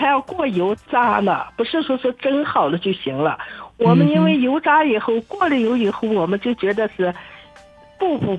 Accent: Baotou, Inner Mongolia, China; 我是包头的吧，我们这块就，我妈妈是山西的吧。

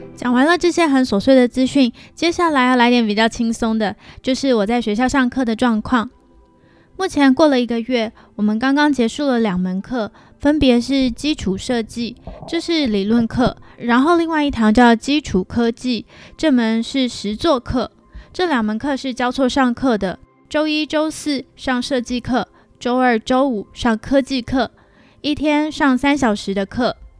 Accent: Taiwan; accent: Taiwanese; moved away as an adult; now in Canada; 还有我的台湾口音

